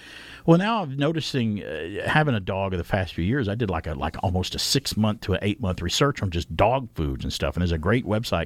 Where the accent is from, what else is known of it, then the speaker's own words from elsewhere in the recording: the South, United States; I saw possums growing up as a kid, growing up in the South